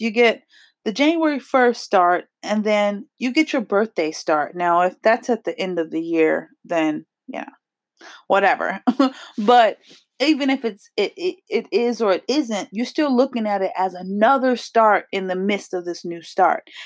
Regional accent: New Jersey, United States; accent: New Jersey; I am from New Jersey, so I do have a little bit of a accent

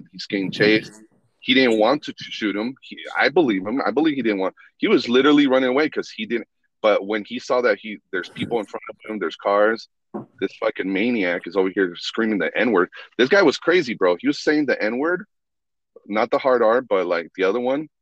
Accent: Reno, Nevada, United States; I grew up in Reno on Sutro Street

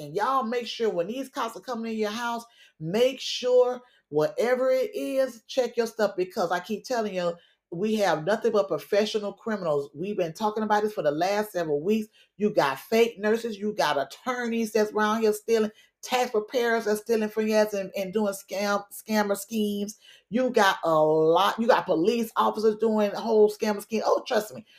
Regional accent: Miami, Florida, United States; it's my home team, my hometown

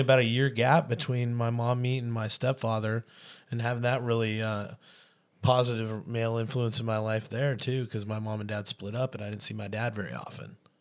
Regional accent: Chico, California, United States; moved away as an adult; now in Anchorage, United States; born and read in California. Uh, moved to Chico, California when I was eight years old. Uh, spent thirty-two years of my life down there before I made the great trek up north to Anchorage in two thousand nine

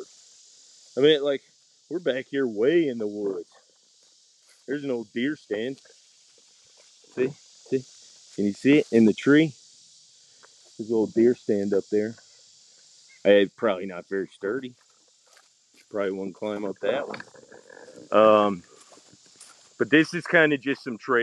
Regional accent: Atlanta, Georgia, United States; I am from Metro Atlanta

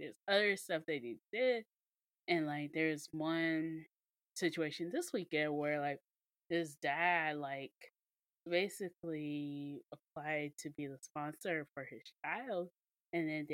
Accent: Mississippi, United States; we're from Mississippi. We're from the hospitality state

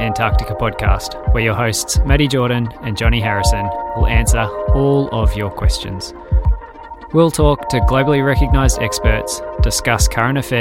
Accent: Perth, Western Australia, Australia; coming from Perth, growing up in Western Australia

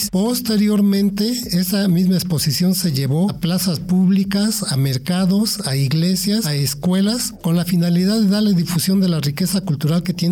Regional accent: Mexico City, Mexico; now in Valle de Chalco, Mexico; Yo llegué a Valle de Chalco en 1990, procedente de la Ciudad de México.

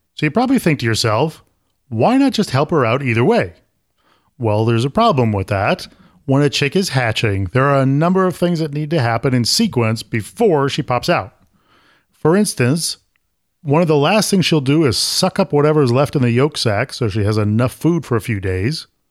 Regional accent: Syracuse, New York, United States; now in Florida, United States; I'm from Syracuse, and nobody in Syracuse talks like

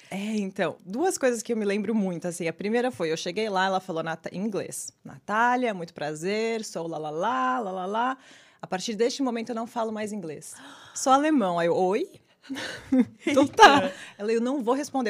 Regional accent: São Paulo, Brazil; moved away as an adult; now in New York City, United States; Nasci e cresci em São Paulo.

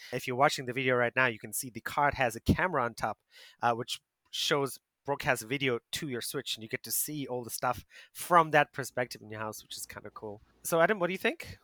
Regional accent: South Africa; now in Asia; my home country, South Africa

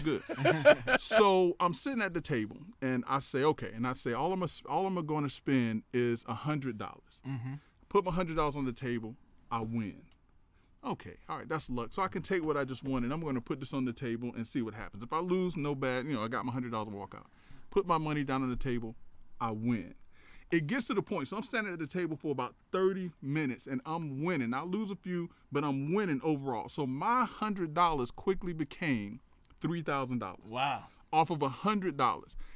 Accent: Tallahassee, Florida, United States; also born or lived in Perry, Taylor County, Florida; I'm from a little small town, uh, Perry, Taylor County, Florida, but I grew up in Tallahassee

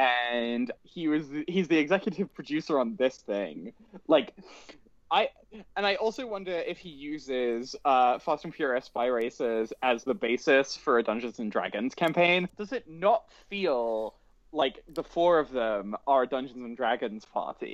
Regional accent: United Kingdom; I am British

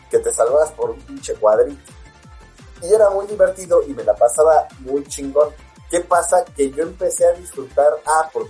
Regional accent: Mexico City, Mexico; los chilangos, güey, luchábamos por sobrevivir.

